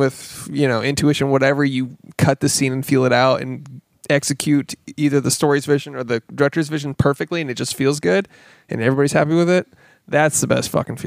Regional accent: Michigan, United States; moved away; I'm from Michigan, not from Texas.

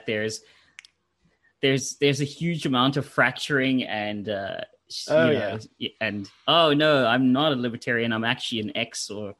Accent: Pretoria, Gauteng, South Africa; moved away as an adult; now in Florida, United States; I'm from Pretoria

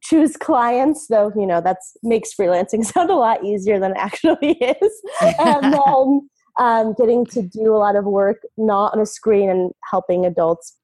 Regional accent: Philadelphia, Pennsylvania, United States; moved away as an adult; also born or lived in Hawaii / Los Angeles / San Francisco; I moved back to near where I grew up in the Philadelphia area

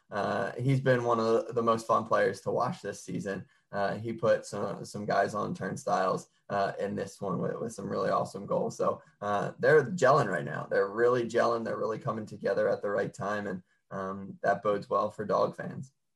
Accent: Delco, Pennsylvania, United States; I'm from Delco, so right, right on the oh. other side of the bridge from you.

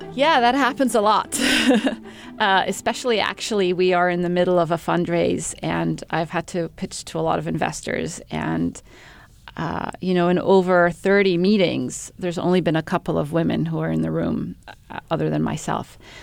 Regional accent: Egypt; moved away as an adult; also born or lived in Middle East / Cambridge, England; I'm um, originally from Egypt. I grew up in the Middle East

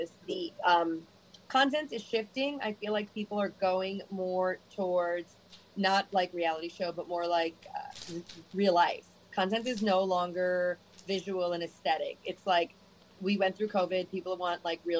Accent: New York City, New York, United States; also born or lived in Manhattan, New York / Miami, Florida; I grew up in Brooklyn. I'm like a real New Yorker, not like a transplant

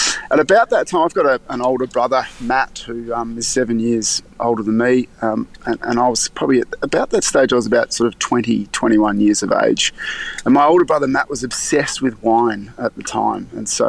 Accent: Melbourne, Victoria, Australia; I grew up in Melbourne, and so I wanted to study on campus if possible.

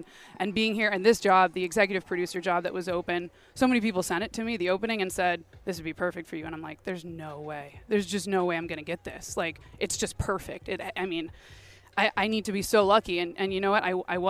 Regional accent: Oakland, California, United States; moved away as an adult; I grew up in Oakland. I grew up going to A's games. I feel like I was born and grew up in the Coliseum. And I always wanted to come back to Oakland.

